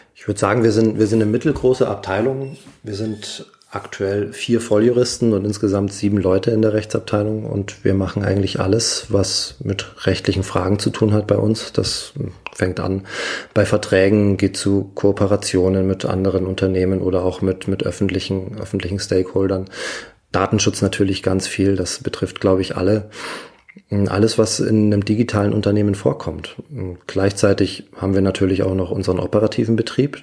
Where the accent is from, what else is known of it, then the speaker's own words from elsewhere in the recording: Munich, Bavaria, Germany; Ich persönlich als Münchner